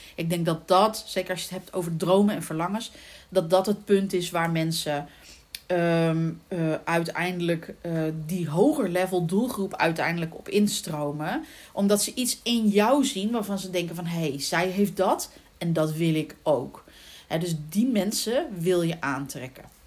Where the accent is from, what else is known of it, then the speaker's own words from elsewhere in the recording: The Hague, South Holland, Netherlands; accent: Haags; ik ben van geboorte, ben ik Hagenezen